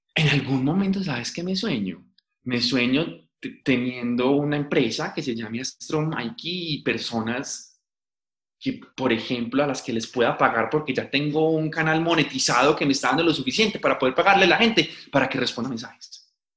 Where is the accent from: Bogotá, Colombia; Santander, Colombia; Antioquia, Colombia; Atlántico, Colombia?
Antioquia, Colombia; Paisa; accent: paisa; yo soy súper paisa